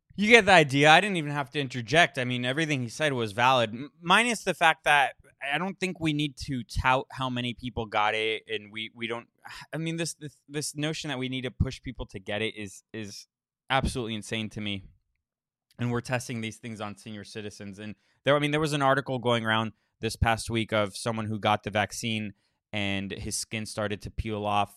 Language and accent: English; Florida, United States; moved away; I'm from Florida. I don't live there, but I'm from there